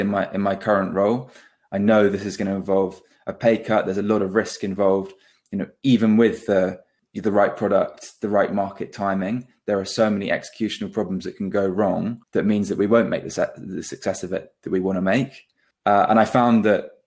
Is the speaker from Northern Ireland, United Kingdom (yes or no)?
no; Devon, South West England, United Kingdom; we're both originally from the Southwest, born in Devon.